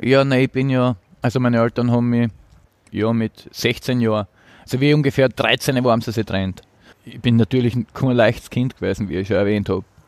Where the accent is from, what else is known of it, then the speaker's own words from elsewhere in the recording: Apetlon, Burgenland, Austria; now in Vienna, Austria; Im Burgenland im Seewinkel. Apetlon mhm. heißt das Dorf.